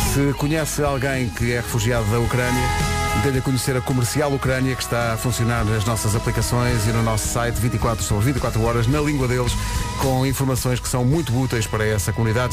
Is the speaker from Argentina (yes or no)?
no; Oeiras, Lisbon, Portugal; now in Cascais, Portugal; eu vivo há muitos anos em Cascais, mas eu nasci em Oeiras